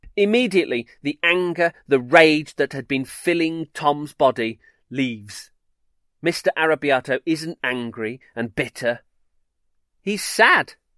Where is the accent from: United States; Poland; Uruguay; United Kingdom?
United Kingdom; Solihull, West Midlands; I grew up in Solihull.